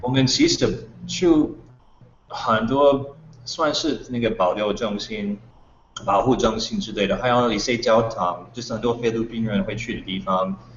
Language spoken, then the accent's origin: Chinese; United States; Chinese is a second language; moved away as an adult; now in Taiwan; 因为我是美国人